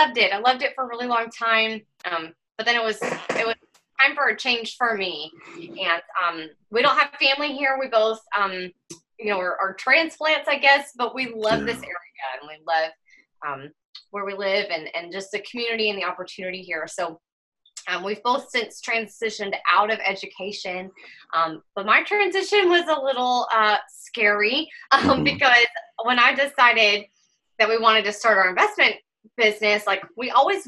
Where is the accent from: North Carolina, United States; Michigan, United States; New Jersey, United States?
North Carolina, United States; Western; I grew up in North Carolina, in Western North Carolina